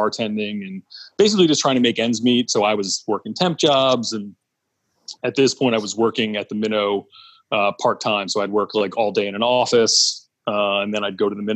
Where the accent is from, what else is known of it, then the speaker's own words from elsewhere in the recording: Southern Chester County, Pennsylvania, United States; I'm born and raised in Pennsylvania, Southern Chester County, which is, I guess, about 35 or 40 minutes outside of Philadelphia